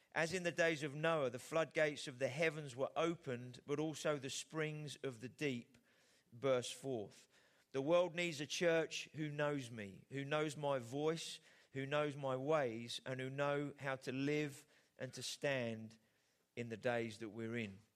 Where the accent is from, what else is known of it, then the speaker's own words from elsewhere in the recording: England, United Kingdom; as the Brits, uh, as English people